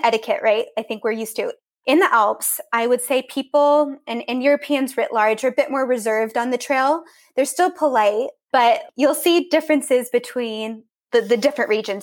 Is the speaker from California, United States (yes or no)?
yes; Central Coast, Monterey Bay, California, United States; accent: American; moved away as an adult; now in Austria; I grew up in California on the coast